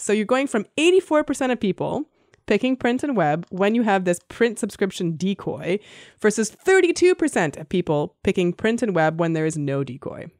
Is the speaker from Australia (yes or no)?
no; Canada; now in United States; even though I'm Canadian, and it wasn't really a big deal in Canada when I was growing up, s, quickly became my favorite holiday when I moved to the U S.